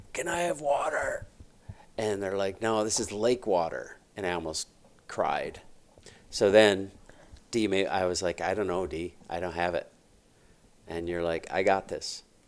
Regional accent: Iowa, United States; we're from Iowa

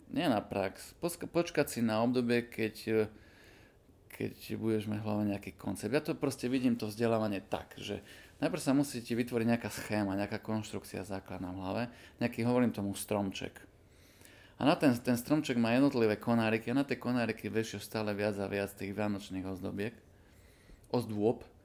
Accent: Košice, Košice Region, Slovakia; pochádzam z Koší

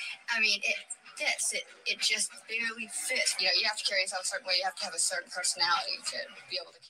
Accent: Los Angeles, California, United States; I'm from Los Angeles, California, and I'm a student.

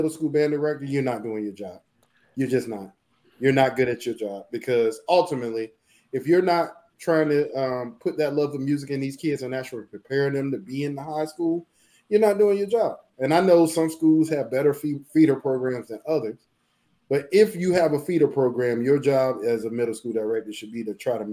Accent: Portsmouth, Virginia, United States; I'm from Portsmouth, Virginia.

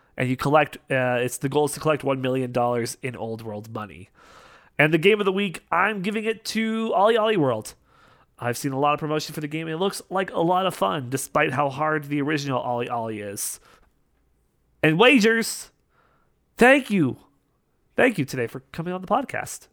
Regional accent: Canada; I'm Canadian

